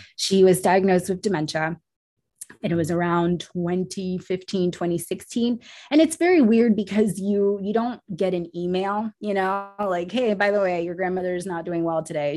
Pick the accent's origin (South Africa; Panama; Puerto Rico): Puerto Rico; I was born in Puerto Rico